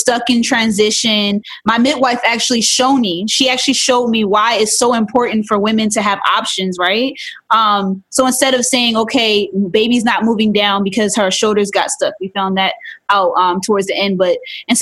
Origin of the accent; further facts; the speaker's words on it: Baltimore, Maryland, United States; I am in Baltimore. I was raised in Baltimore